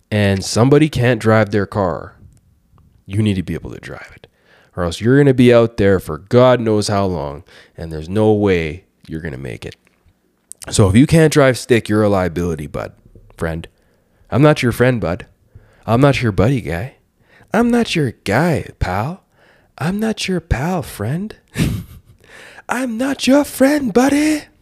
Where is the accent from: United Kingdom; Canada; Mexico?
Canada; I'm a Canuck. I'm a Canadian because I can skate on the ice.